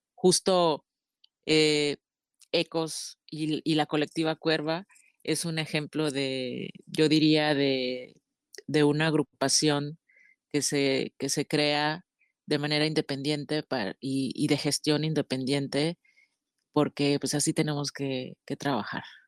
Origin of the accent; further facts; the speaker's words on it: Chetumal, Quintana Roo, Mexico; yo que nací en Chetumal